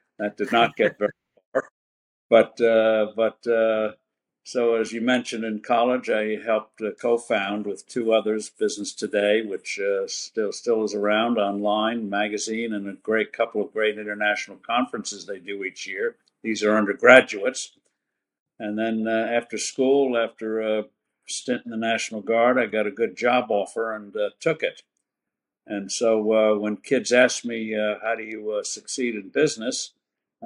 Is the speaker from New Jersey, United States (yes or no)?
yes; New Jersey, United States; I grew up in New Jersey